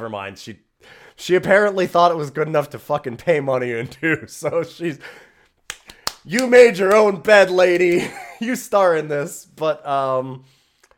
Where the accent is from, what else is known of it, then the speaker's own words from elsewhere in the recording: Canada; I'm Canadian